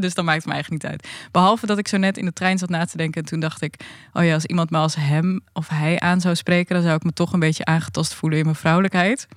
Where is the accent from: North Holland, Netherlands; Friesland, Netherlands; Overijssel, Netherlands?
Friesland, Netherlands; Leeuwarden; ik kom nu vanuit Leeuwarden gereisd. En daar ben ik ook opgegroeid.